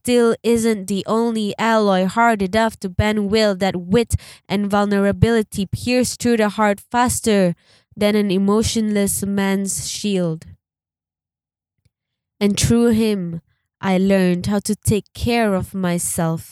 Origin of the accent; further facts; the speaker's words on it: Sabah, Malaysia; I'm a Sabahan, like I'm from Sabah